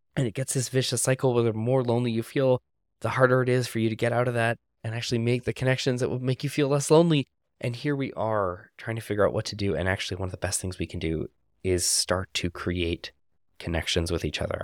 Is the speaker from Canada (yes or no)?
yes; Canada; moved away; my home country of Canada